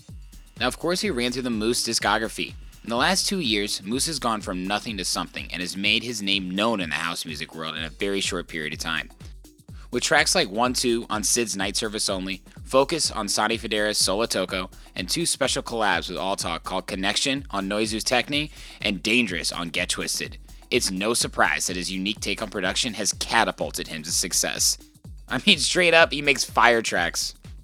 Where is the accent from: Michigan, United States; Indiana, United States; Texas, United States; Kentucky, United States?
Indiana, United States; I'm from Indiana